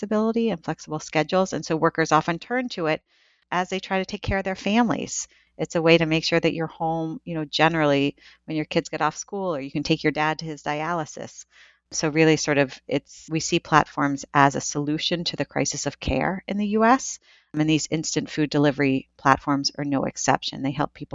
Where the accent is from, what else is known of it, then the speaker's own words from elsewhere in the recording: Northeast Ohio, United States; where I grew up in Northeast Ohio